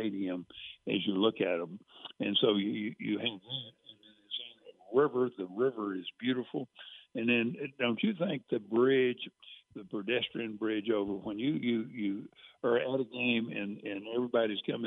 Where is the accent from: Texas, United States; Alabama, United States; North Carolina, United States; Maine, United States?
Texas, United States; Cameron; I grew up in Central Texas in Cameron, so I was going to Baylor games when I was 6 and 7 years old